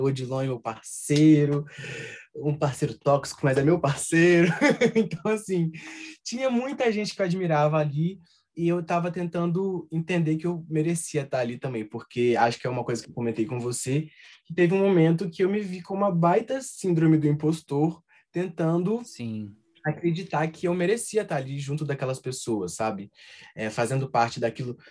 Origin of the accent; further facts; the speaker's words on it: Minas Gerais, Brazil; accent: mineiro; em alguns momentos o nosso sotaque aparece